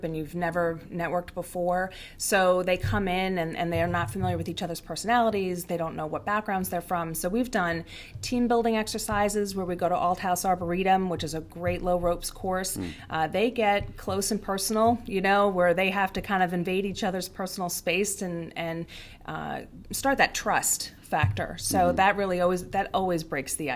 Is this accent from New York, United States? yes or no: yes; Long Island, New York, United States; moved away as an adult; my husband and I, we both grew up on Long Island. We're both born and raised there